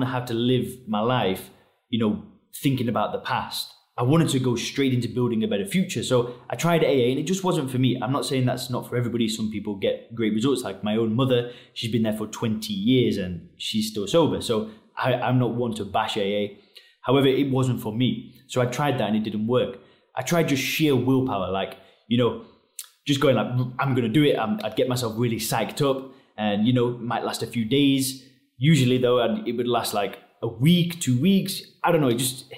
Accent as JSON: {"language": "English", "region": "England", "country": "United Kingdom", "moved": "as an adult", "lives_now": "Chiang Mai, Thailand", "said": "I live in Chiang Mai, Thailand. I'm originally from England."}